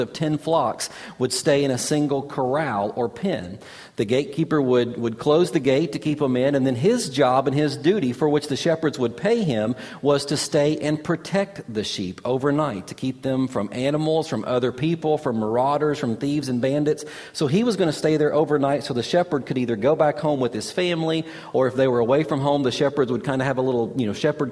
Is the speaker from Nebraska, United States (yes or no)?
no; Kentucky, United States; growing up in Kentucky